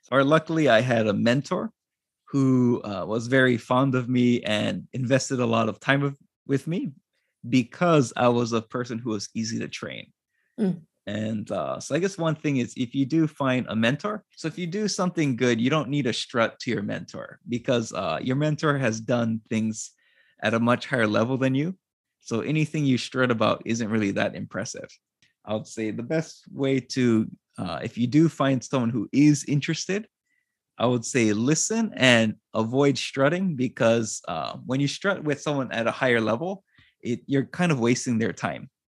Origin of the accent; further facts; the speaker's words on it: Hawaii, United States; moved away as an adult; now in Japan; I'm originally from Hawaii